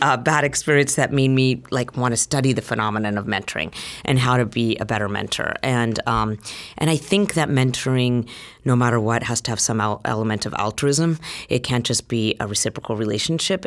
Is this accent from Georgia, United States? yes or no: no; Utah, United States; moved away as an adult; now in San Francisco, United States; I grew up in Utah. I was born and raised there.